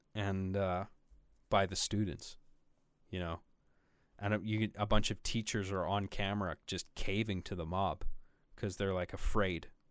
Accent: Canada; being a homely boy from from up here in my Canadian igloo

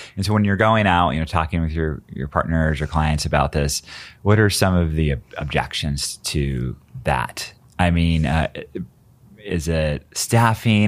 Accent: Portland, Oregon, United States; I'm from Portland. I got relatives in Seattle

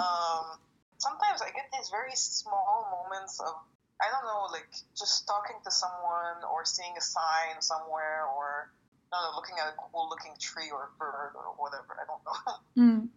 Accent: Lebanon; first language French; English is a second language; moved away as an adult; I was in a French speaking school

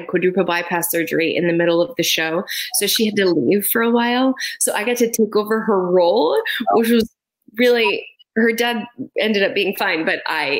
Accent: Yonkers, New York, United States; I was born in Yonkers

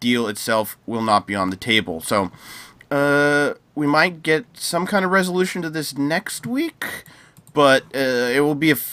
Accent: United States; as an American

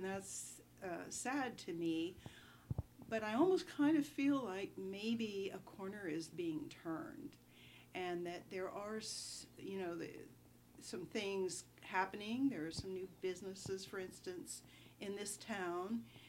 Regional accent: Appalachia, United States; Here, I have, you know, some of my best friends I started out in first grade

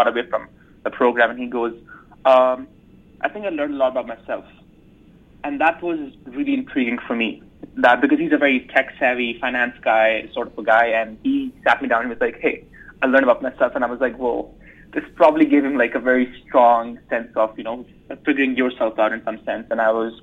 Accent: Islamabad, Islamabad Capital Territory, Pakistan; moved away as an adult; also born or lived in United States; now in Rochester, United States; I'm originally from Islamabad, Pakistan. I was born and raised in Pakistan, and I came to the U.S. in 2015

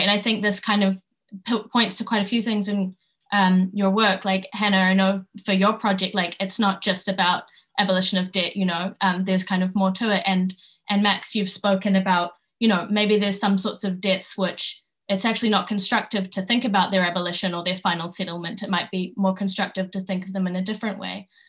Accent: New Zealand; where I grew up in Aotearoa

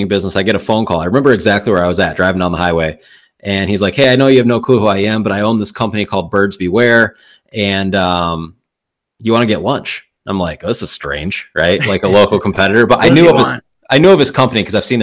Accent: Michigan, United States; I'm from Michigan.

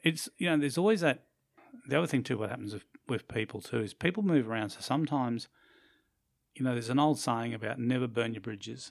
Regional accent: Australia; also born or lived in Brisbane, Queensland; we are Australian

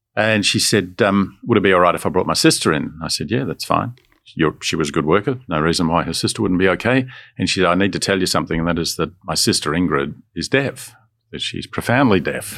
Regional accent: Melbourne, Victoria, Australia; also born or lived in Sydney; I was born in Sydney and Uh, we moved to Melbourne when I was d, literally just becoming a teenager.

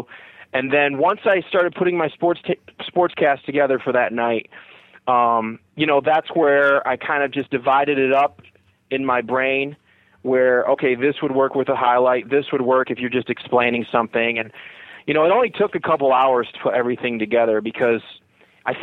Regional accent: United States; I grew up kind of on the Michigan-Ohio border

